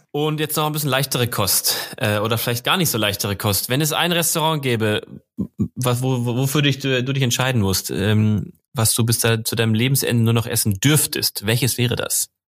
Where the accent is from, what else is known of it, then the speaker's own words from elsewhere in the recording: Marburg, Hesse, Germany; moved away; ich bin ja gebürtiger Hesse, zwar jetzt nicht aus Frankfurt, sondern aus Marburg, ein bisschen weiter nördlich